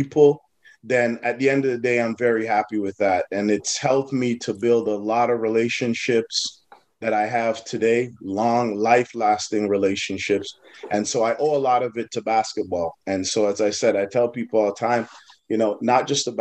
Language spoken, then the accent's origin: English; Toronto, Ontario, Canada; growing up in Galloway